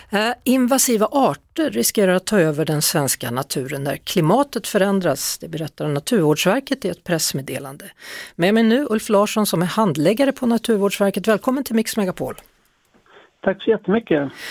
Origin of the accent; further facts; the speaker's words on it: Stockholm, Stockholm County, Sweden; Nu är det i alla fall … då, så heter låten som släpptes i förra veckan. En hommage till min hemstad.